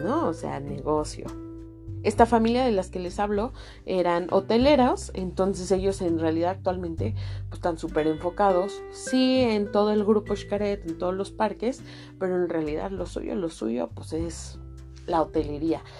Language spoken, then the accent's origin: Spanish; Mexico; muchos de nosotros que somos mexicanos